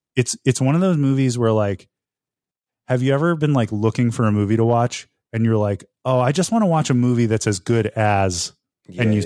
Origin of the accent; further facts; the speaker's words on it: northeastern Pennsylvania, United States; moved away; it takes place in northeastern Pennsylvania and the area code is the same for my hometown.